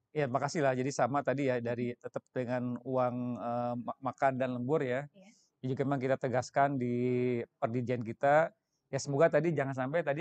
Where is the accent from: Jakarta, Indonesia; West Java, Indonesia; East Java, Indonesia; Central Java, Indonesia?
West Java, Indonesia; Sukabumi; born there; Itu itu sama tadi kan saya lahirnya dengan saya di Sukabumi.